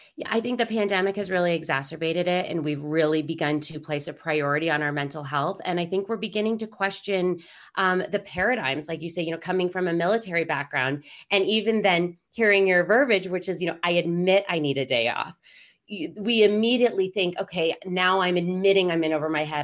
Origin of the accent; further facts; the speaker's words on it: Denver, Colorado, United States; I'm from Denver